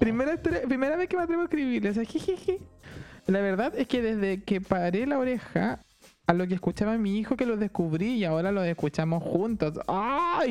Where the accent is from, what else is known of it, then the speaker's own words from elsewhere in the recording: Santiago, Santiago Metropolitan Region, Chile; yo estudié en uno de, no voy a decir en cuál, pero en uno de los colegios de Don Bosco de Santiago, de los salesianos